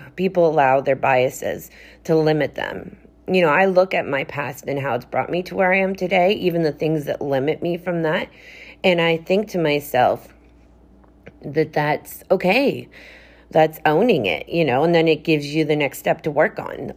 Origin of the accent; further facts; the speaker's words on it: Canada; I am a chick from Canada